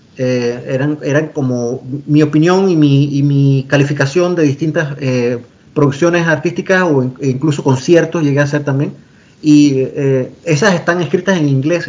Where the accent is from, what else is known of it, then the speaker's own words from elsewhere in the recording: La Villa de Los Santos, Los Santos, Panama; moved away as an adult; also born or lived in Panama City, Panama / Boston, United States; now in Australia; nací y crecí en Panamá, soy panameño